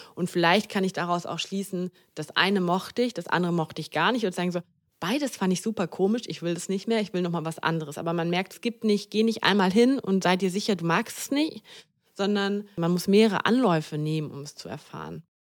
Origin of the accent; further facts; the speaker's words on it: Düsseldorf, North Rhine-Westphalia, Germany; moved away as an adult; also born or lived in Mannheim; Ich bin ja auch gebürtige Düsseldorferin und hier ist meine Familie